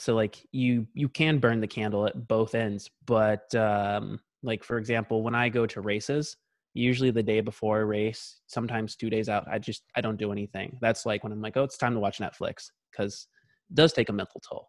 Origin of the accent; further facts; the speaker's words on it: Tacoma, Washington, United States; also born or lived in Lakewood, Washington; my dad was in the military, so we, we grew up in Tacoma, Washington, which is just about forty miles south of Seattle